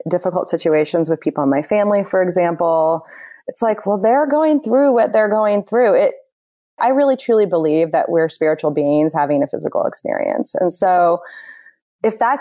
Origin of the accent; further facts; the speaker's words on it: Indianapolis, Indiana, United States; now in Northern California, United States; I grew up in the Midwest